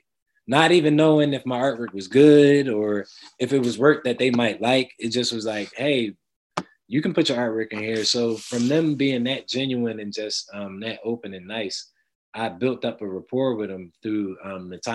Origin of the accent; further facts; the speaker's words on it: Philadelphia, Pennsylvania, United States; growing up in Germantown, I remember a lot of Black-owned businesses.